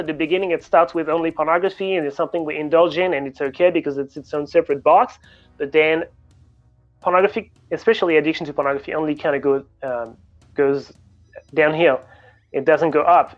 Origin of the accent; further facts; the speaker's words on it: Paris, Île-de-France, France; moved away as an adult; also born or lived in Sydney, Australia; I'm French originally. I grew up in Paris and uh, studied physics in Paris